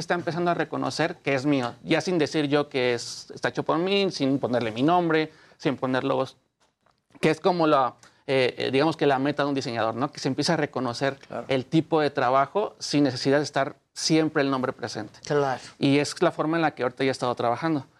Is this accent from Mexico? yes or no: yes; Mexico; Soy el único mexicano actualmente diseñador que lo sigue Lacoste oficialmente